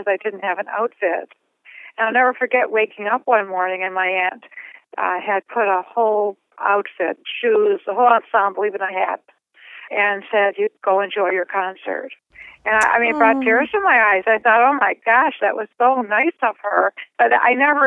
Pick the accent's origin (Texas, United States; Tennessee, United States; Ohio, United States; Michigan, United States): Ohio, United States; Cleveland; moved away as an adult; I was born in Cleveland, Ohio, and I lived there for 25 years